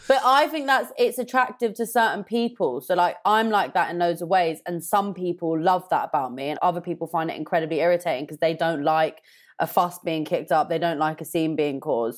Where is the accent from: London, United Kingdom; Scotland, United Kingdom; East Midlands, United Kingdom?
London, United Kingdom; I'm from North London